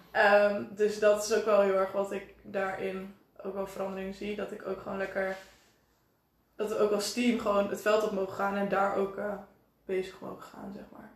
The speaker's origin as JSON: {"language": "Dutch", "town": "Enschede", "region": "Overijssel", "country": "Netherlands", "said": "19 jaar en ik kom uit Enschede."}